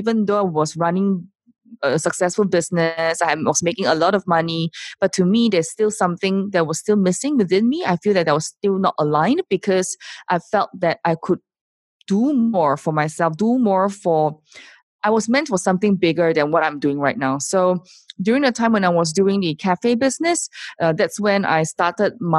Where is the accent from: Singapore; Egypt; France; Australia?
Singapore; I am from Singapore